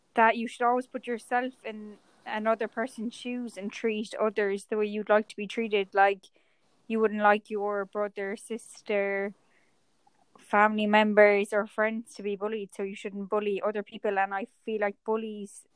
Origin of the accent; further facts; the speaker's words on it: Ireland; I'm from Ireland and I grew up in the countryside